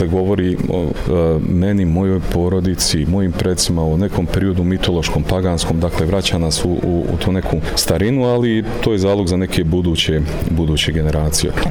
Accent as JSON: {"language": "Croatian", "area": "Tuzla area", "region": "Federation of Bosnia and Herzegovina", "country": "Bosnia & Herzegovina", "tie": "born or raised there", "said": "U pitanju je govor kraja odakle sam ja odrastao, a radi se o jel, tuzlanskom kraju"}